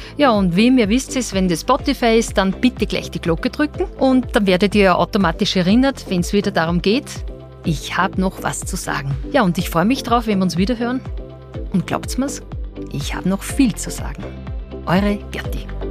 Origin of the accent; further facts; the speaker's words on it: Austria; als Österreicherin